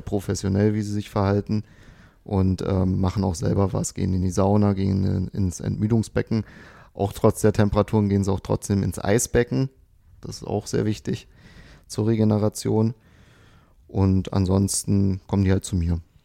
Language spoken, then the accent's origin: German; Dessau, Saxony-Anhalt, Germany; moved away; Ich komme ja nicht aus Potsdam oder aus Berlin, ich bin ja aus Dessau, also Sachsen-Anhalt